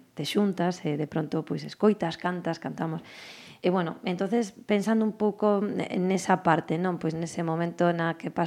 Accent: Galicia, Spain; como patriota e, eh, e, e como galega que son

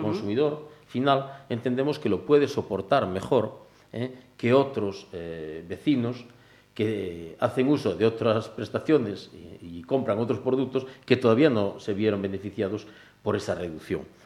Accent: Cambados, Galicia, Spain; yo soy de Cambados

